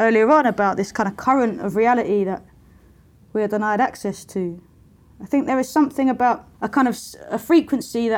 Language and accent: English; London, United Kingdom; when I was growing up in Lewisham, which is the borough where I grew up